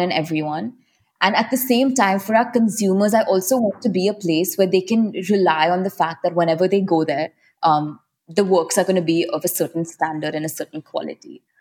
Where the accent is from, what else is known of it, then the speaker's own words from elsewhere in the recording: Mumbai, Maharashtra, India; I'm born and raised in Mumbai